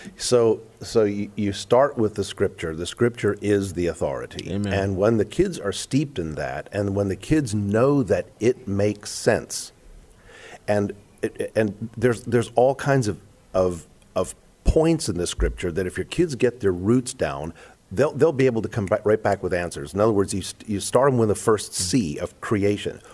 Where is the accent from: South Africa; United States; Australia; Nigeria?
South Africa; moved away; growing up in South Africa